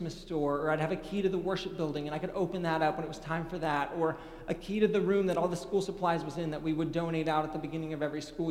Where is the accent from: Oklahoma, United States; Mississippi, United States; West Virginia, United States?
Oklahoma, United States; moved away as an adult; now in Texas, United States; I'm from Oklahoma and I'm proud